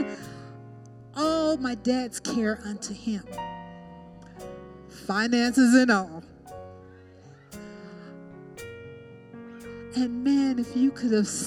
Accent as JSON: {"language": "English", "region": "Colorado", "country": "United States", "tie": "born or raised there", "also_born_or_lived": "Texas", "said": "I grew up in Colorado, but my parents are from Texas, and I lived in Texas for a little bit"}